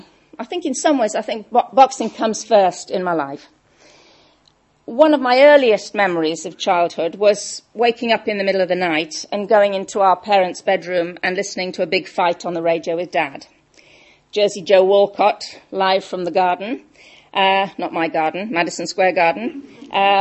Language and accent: English; Welsh, Wales, United Kingdom; I'm Welsh